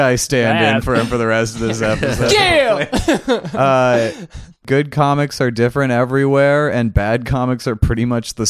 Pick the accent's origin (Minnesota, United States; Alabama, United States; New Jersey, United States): Minnesota, United States